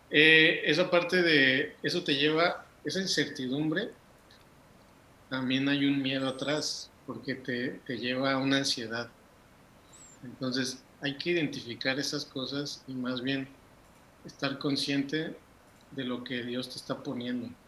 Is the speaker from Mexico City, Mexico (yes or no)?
yes; Mexico City, Mexico; moved away as an adult; now in Monterrey, Mexico; soy chilango, así les digo, soy chilango, soy de Ciudad de México.